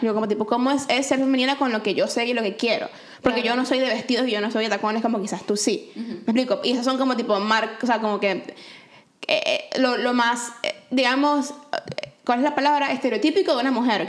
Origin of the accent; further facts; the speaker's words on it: Venezuela; now in Canada; mi mismo upbringing en Venezuela